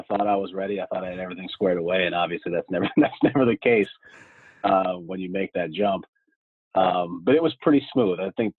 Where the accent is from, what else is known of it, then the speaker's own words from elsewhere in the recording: Scranton, Pennsylvania, United States; I am from Scranton, Pennsylvania, so northeast part of Pennsylvania.